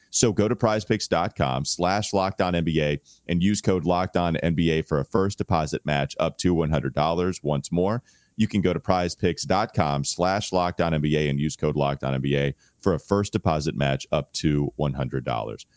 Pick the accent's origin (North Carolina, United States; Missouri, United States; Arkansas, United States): North Carolina, United States; Catawba County; I grew up in Catawba County